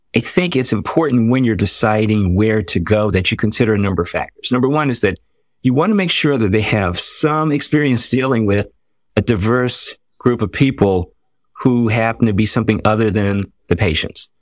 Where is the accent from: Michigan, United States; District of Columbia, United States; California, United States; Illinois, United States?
District of Columbia, United States; Washington; now in North Carolina, United States; I was born in North Carolina, but I was raised in the Washington, D C area